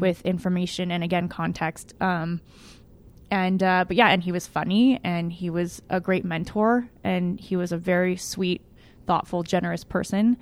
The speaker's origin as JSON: {"language": "English", "town": "Pasadena", "region": "California", "country": "United States", "tie": "born or raised there", "said": "I grew up in Pasadena. Uh, I was born here, um, grew up in L"}